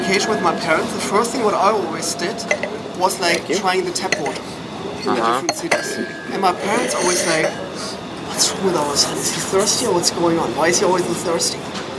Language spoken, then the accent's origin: English; near the Danish border, Schleswig-Holstein, Germany; accent: German; English is a second language; moved away as an adult; also born or lived in Berlin; now in Los Angeles, United States; From the Danish border, so up north.